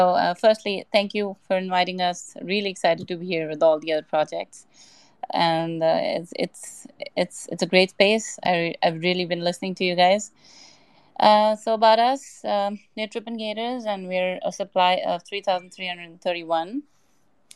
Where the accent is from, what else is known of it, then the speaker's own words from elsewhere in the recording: Hong Kong; now in Dubai, United Arab Emirates; Right now I'm in Dubai, but initially I'm from Hong Kong